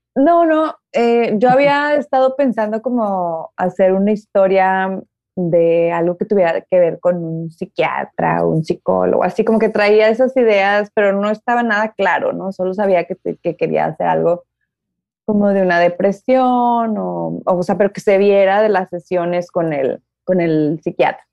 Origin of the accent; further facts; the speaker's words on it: Nuevo León, Mexico; moved away as an adult; also born or lived in Mexico City; Ale y yo, que somos de aquí de Nuevo León